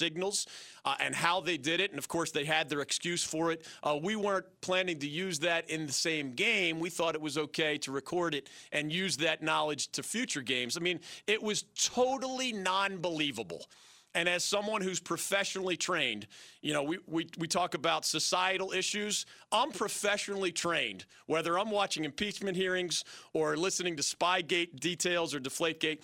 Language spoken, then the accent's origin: English; United States; as an American